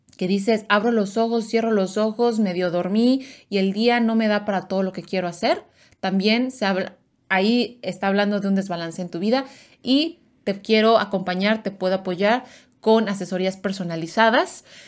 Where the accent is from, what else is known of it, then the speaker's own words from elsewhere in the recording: Mexico; mis, mis amigos mexicanos, paisanos